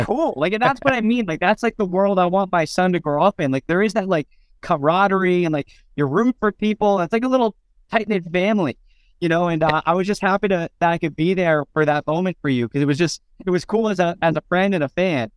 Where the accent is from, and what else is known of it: Phoenix, Arizona, United States; born or raised there